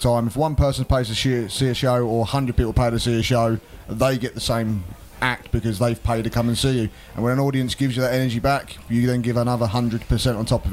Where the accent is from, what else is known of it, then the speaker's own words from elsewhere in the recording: Essex, East of England, United Kingdom; moved away as an adult; now in Cambridge, United Kingdom; I'm originally from Essex, hence the beautiful sarcastic accent you can hear before you today.